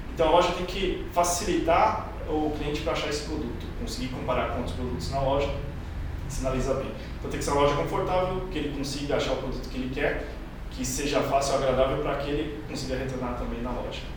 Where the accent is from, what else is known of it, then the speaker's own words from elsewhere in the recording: São Paulo, Brazil; moved away as an adult; now in Goiânia, Brazil; na verdade sou de São Paulo, trabalhando em São Paulo. Em 2019, janeiro de 2019, vim aqui para Goiânia